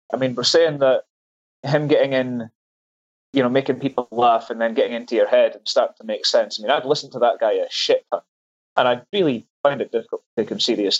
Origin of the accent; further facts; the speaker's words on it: Scotland, United Kingdom; since I'm Scottish?